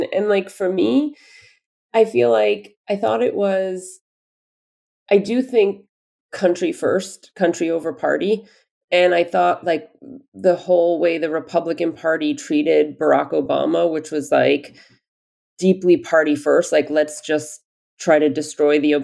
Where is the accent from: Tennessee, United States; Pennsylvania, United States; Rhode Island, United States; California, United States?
Pennsylvania, United States; Easton; also born or lived in Bethlehem, Pennsylvania; now in New York City, United States; I grew up in Pennsylvania and I lived in Easton, Pennsylvania, but went to school in Bethlehem, Pennsylvania